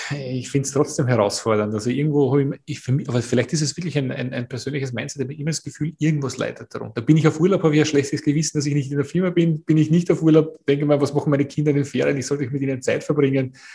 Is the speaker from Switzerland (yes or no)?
no; Austria; bei uns in Österreich